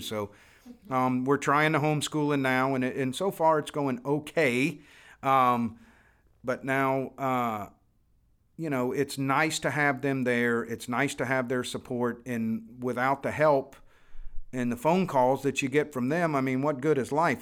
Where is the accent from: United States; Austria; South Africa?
United States; Florida; born or raised there